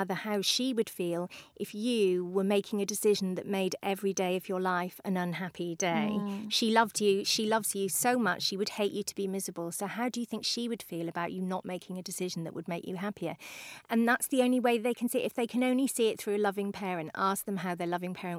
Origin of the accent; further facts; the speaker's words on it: United Kingdom; Also, we're British